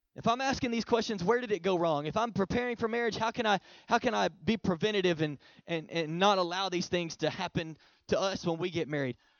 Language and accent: English; Oklahoma, United States; now in Texas, United States; I'm originally from Oklahoma, so I'm an OU fan.